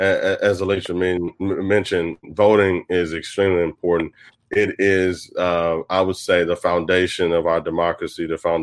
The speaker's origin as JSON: {"language": "English", "town": "Jackson", "region": "Mississippi", "country": "United States", "tie": "born or raised there", "said": "grew up here in Mississippi, grew up in Jackson, families from the Delta, you know, got deep, deep Mississippi roots."}